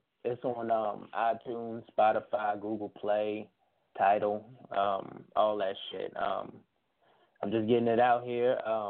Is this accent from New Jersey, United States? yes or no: yes; East Orange, New Jersey, United States; now in Roanoke, United States; I'm out in Roanoke, Virginia, but I'm from New Jersey, East Orange, New Jersey.